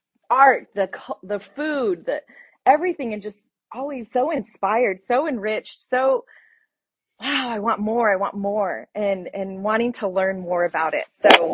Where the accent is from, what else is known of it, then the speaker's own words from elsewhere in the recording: Las Cruces, New Mexico, United States; moved away as an adult; now in Logan, United States; born and raised in Las Cruces, my parents had met there going to NMSU, and they had me, they had my younger brother, and we just enjoyed life down there.